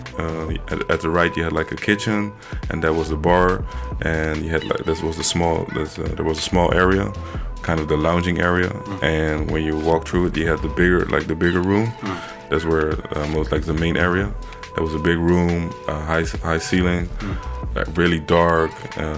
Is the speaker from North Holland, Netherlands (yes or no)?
no; Rotterdam, South Holland, Netherlands; also born or lived in Brussels, Belgium; I went to Rotterdam at the age of five